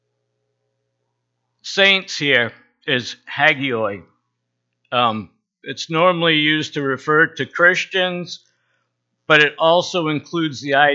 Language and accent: English; Bar Harbor, Maine, United States; I grew up in the Baptist church in Bar Harbor